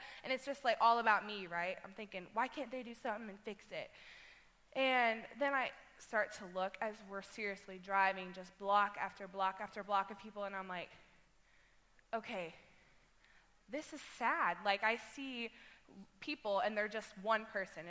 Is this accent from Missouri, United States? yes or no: yes; Webb City, Missouri, United States; I'm from Webb City